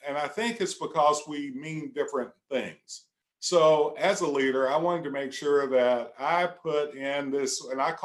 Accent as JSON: {"language": "English", "region": "Central Appalachia", "country": "United States", "said": "I'm just old country boy, is what I tell folk. I'm from Central Appalachia."}